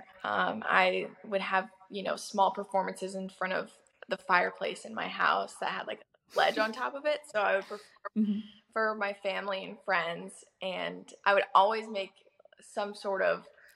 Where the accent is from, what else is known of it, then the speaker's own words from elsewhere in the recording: Missouri, United States; also born or lived in Los Angeles, United States; now in Nashville, United States; my hometown in Missouri